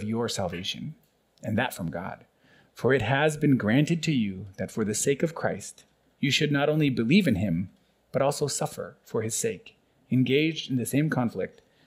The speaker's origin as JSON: {"language": "English", "country": "United States", "moved": "yes", "lives_now": "Burundi", "said": "being an American citizen"}